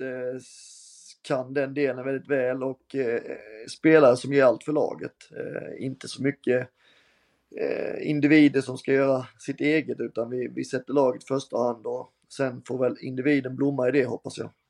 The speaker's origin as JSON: {"language": "Swedish", "town": "Halmstad", "region": "Halland County", "country": "Sweden", "tie": "born or raised there", "also_born_or_lived": "Germany / Norrköping", "said": "när man gick som liten grabb på Örnsvall och tittade på, på HBK mot alla möjliga lag"}